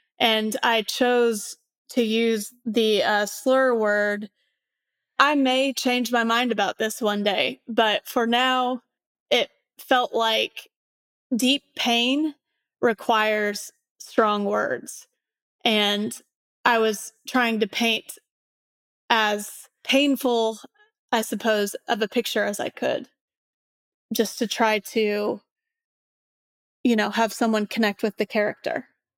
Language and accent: English; Indiana, United States